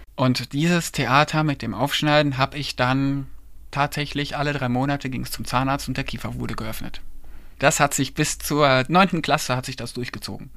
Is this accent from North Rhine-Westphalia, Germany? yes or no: yes; Kleve, North Rhine-Westphalia, Germany; ich bin in Kleve geboren und aufgewachsen